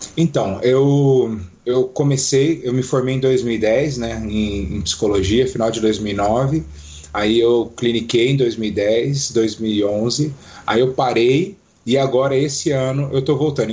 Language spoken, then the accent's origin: Portuguese; Foz do Iguaçu, Paraná, Brazil; moved away as an adult; now in Curitiba, Brazil; sou de Foz do Iguaçu, mas moro aqui em Curitiba há oito anos já